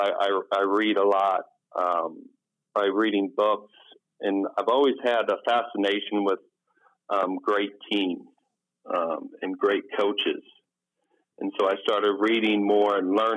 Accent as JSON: {"language": "English", "town": "Jefferson City", "region": "Missouri", "country": "United States", "tie": "born or raised there", "also_born_or_lived": "East Coast, United States / Maine / Delaware", "moved": "as an adult", "said": "moved to Missouri. And I went to high school in Missouri at Jefferson City High School"}